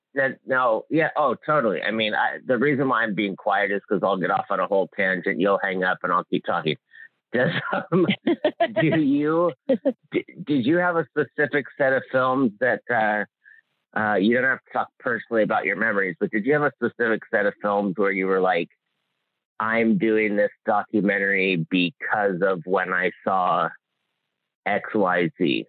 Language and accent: English; Hawaii, United States; I grew up in Hawaii